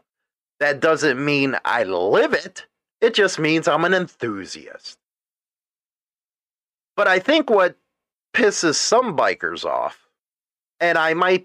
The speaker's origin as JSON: {"language": "English", "country": "United States", "tie": "born or raised there", "said": "I was born in the United States"}